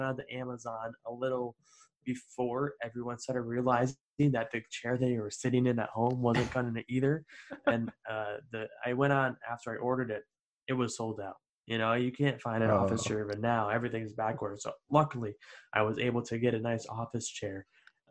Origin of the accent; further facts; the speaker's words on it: Albany, New York, United States; moved away as an adult; also born or lived in Dean College, Massachusetts; upstate New York, Albany, New York